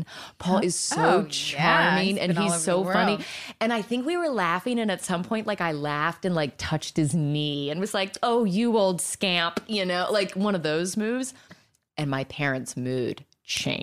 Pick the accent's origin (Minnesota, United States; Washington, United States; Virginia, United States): Virginia, United States; moved away; I was super green from Virginia